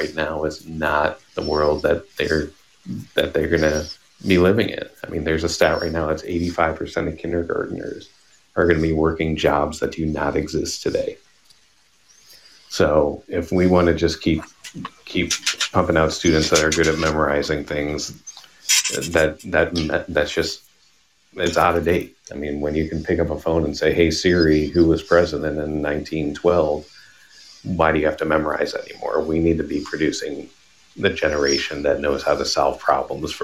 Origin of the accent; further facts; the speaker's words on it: Buffalo Grove, Illinois, United States; also born or lived in Ohio; now in Arizona, United States; I was born in Buffalo Grove, Illinois, a northwest suburb